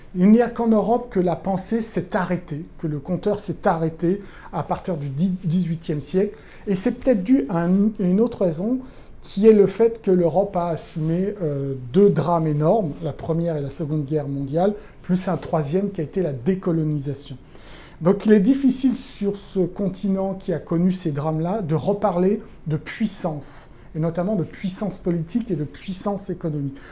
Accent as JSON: {"language": "French", "country": "France", "said": "on est français"}